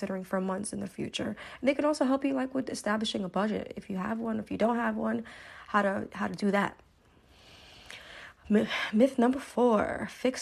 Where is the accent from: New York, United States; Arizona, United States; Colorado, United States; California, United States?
New York, United States; Brooklyn; now in New Jersey, United States; I am from Brooklyn, New York. I live in New Jersey